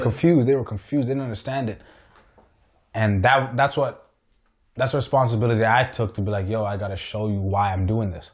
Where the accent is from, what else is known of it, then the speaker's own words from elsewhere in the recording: Richmond Hill, Ontario, Canada; I was born and raised in Richmond Hill